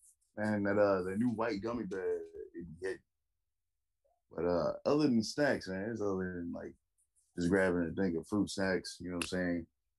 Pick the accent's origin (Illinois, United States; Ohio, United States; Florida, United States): Illinois, United States; Chicago; I'm from Chicago